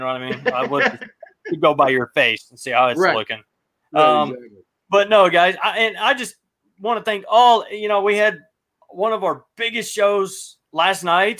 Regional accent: Columbus, Ohio, United States; now in North Alabama, United States; I do live in Alabama, I was born and raised in Ohio

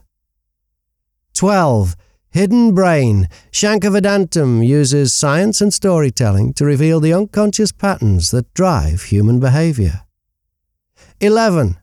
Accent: Warrington, North West England, United Kingdom; also born or lived in Liverpool; I was born in Liverpool, but when I was 2 years old, we moved out to Great Sankey near Warrington

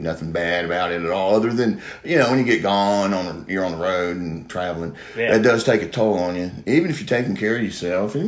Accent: Corbin, Kentucky, United States; also born or lived in Barbourville, Kentucky / Lexington, Kentucky; I'm from Corbin, Kentucky, down in Barberville, Kentucky, really. My parents are from there, Heidrick, so I went to Knox Central and Corbin High School.

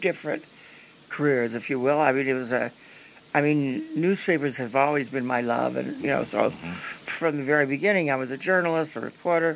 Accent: Peoria, Illinois, United States; moved away; I came from Peoria

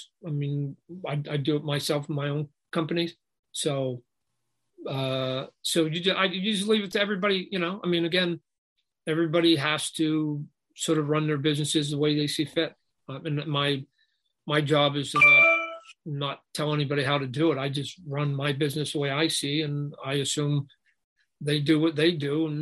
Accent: Canada; it's just a Canadian in me. I was born in Canada.

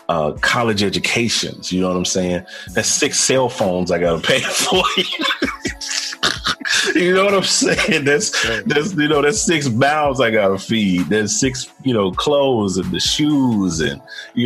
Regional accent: Jackson, Tennessee, United States; now in Charlotte, United States; I currently reside in Charlotte, North Carolina, but I am formerly born and bred in Jackson, Tennessee, which is right outside of Memphis, Tennessee.

